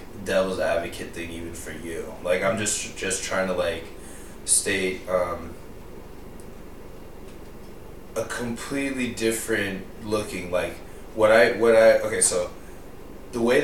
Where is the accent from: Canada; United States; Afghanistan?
United States; I am American, but I definitely in a lot of ways am more Indian than American in terms of principles and focus